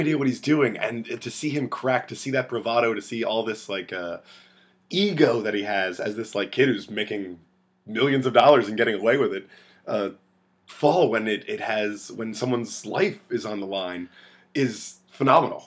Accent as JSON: {"language": "English", "country": "United States", "said": "you can tell I'm American"}